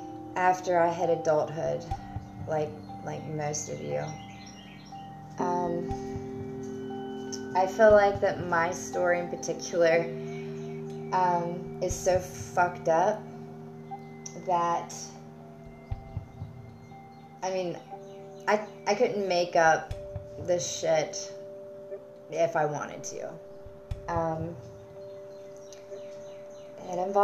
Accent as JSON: {"language": "English", "country": "United States", "said": "I am from the United States"}